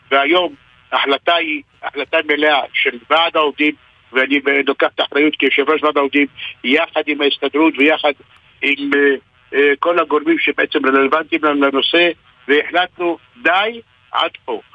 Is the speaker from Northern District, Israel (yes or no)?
yes; Hatzor HaGlilit, Northern District, Israel; אני יליד חצור הגלילית, משנת 1955 עד, נכון להיום